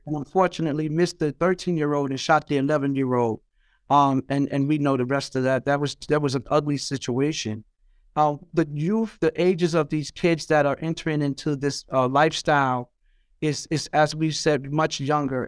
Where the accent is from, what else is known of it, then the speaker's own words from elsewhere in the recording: New York City, New York, United States; growing up in Brownsville and Eastern New York, Brooklyn